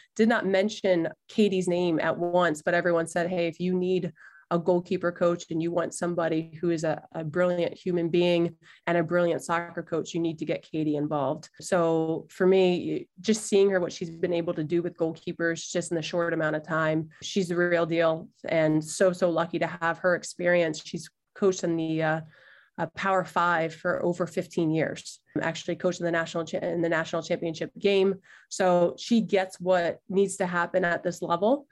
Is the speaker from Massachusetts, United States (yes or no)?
no; Crofton, Maryland, United States; moved away as an adult; also born or lived in New Jersey; I grew up in Maryland, grew up in Crofton, went to high school in Annapolis.